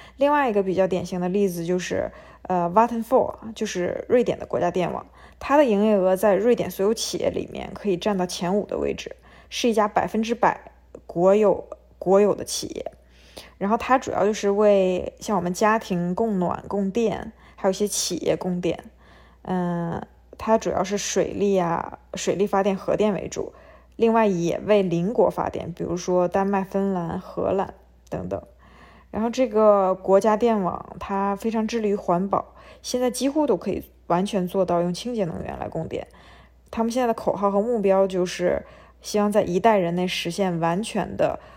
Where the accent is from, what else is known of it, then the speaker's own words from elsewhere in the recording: China; 我们中国人